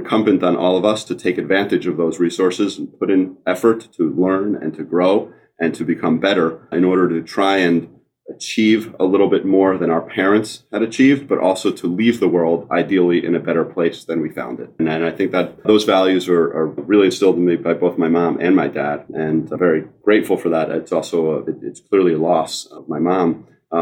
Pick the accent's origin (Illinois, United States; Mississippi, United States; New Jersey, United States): New Jersey, United States; I grew up in New Jersey